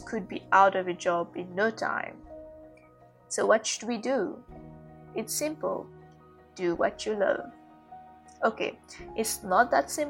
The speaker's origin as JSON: {"language": "English", "country": "Mauritius", "also_born_or_lived": "Malaysia", "moved": "as an adult", "said": "in Mauritius, in my home country. I had to move back in with my family."}